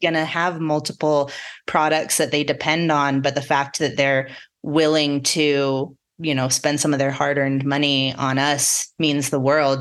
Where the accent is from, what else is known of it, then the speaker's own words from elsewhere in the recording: La Junta, Colorado, United States; moved away; I grew up in the Southeastern Plains, so out kinda even closer to Kansas